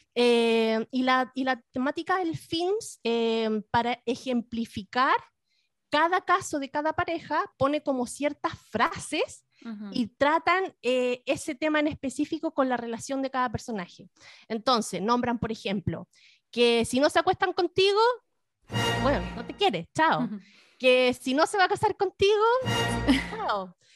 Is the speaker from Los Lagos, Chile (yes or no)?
no; the Fifth Region, Valparaíso, Chile; yo era de, yo era de, la quinta región